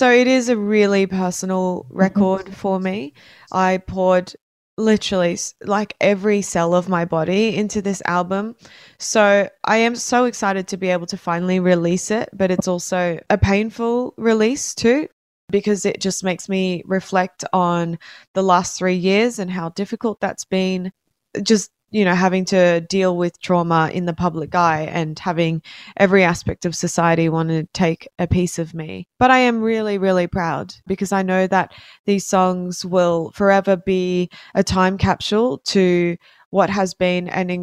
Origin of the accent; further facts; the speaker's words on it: Brisbane, Queensland, Australia; a musician from Brisbane